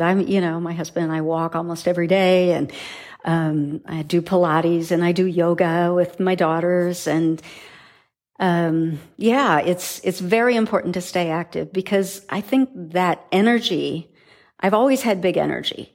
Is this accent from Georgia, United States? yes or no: no; South Dakota, United States; growing up in South Dakota in farm country